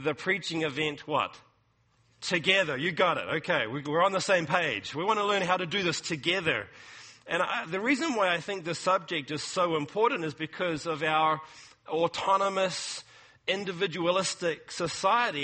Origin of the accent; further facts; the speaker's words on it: New Zealand; moved away as an adult; now in California, United States; New Zealand, which is my home country